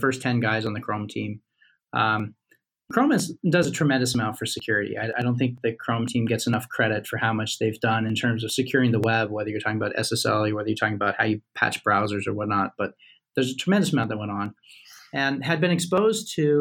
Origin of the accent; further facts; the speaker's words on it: United States; I'm an American